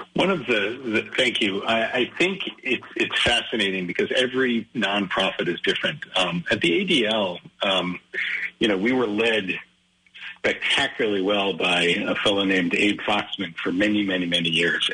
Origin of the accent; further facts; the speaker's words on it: Great Neck, New York, United States; also born or lived in Rochester, New York / Brunswick, Maine; we moved to Great Neck. Um, so I grew up the rest of my childhood on Long Island